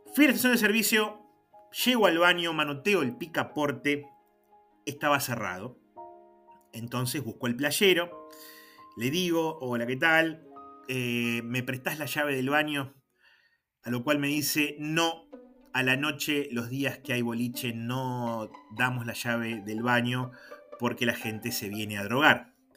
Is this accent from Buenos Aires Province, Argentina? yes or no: no; General Pico, La Pampa, Argentina; me preguntan de dónde soy, le digo que soy de Pico